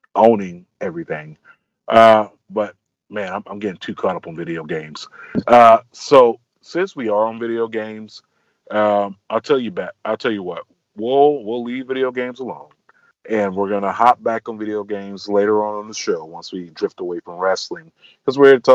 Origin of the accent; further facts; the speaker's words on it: Florida, United States; growing up in the South, down in Florida